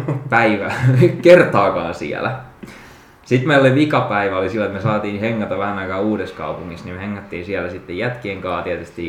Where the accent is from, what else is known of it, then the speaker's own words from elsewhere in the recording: Jokioinen, Tavastia Proper, Finland; mä olin Jokioisilta kotoisin, eli pienempi paikkakunta, pieni kylä